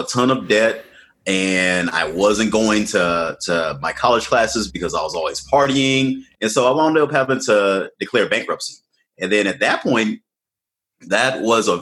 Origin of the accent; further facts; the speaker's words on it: Washington, District of Columbia, United States; I was born to Ghanaian immigrants and they immigrated here in the late 70s. And I was born in Washington, D.C. in the U.S.